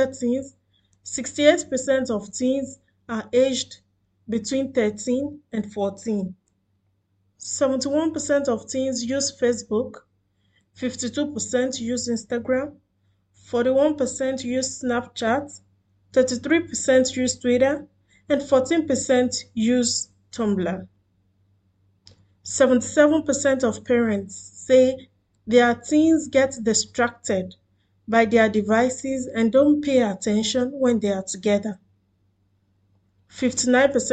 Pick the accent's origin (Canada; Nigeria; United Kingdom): Nigeria; now in Doha, Qatar; I am a Nigerian living in Doha, Qatar